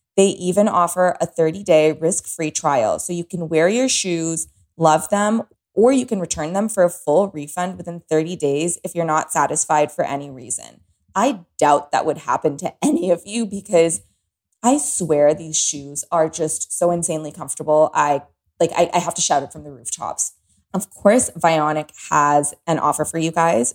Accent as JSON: {"language": "English", "town": "Toronto", "region": "Ontario", "country": "Canada", "moved": "as an adult", "lives_now": "Los Angeles, United States", "said": "I am from Toronto. I have lived only in walking cities. LA is brand new to me."}